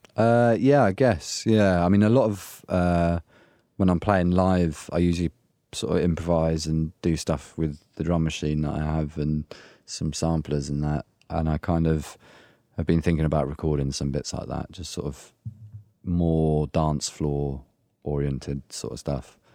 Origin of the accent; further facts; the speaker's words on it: Essex, East of England, United Kingdom; moved away; I'm from Essex originally